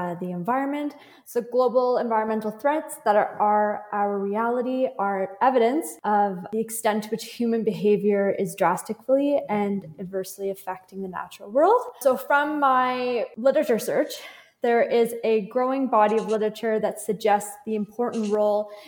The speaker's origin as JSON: {"language": "English", "area": "Prince Edward County", "region": "Ontario", "country": "Canada", "tie": "born or raised there", "said": "Yes, that's my hometown. I've grown up there."}